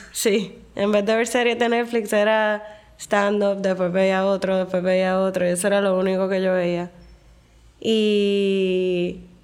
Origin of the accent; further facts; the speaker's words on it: Puerto Rico; moved away as an adult; also born or lived in Medellín, Colombia; la experiencia que estaba buscando cuando me mudé de Puerto Rico era más como de ciudad